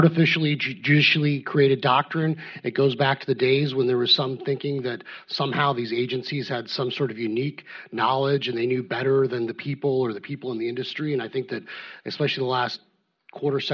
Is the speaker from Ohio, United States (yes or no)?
no; Arizona, United States; I come from Arizona, was raised there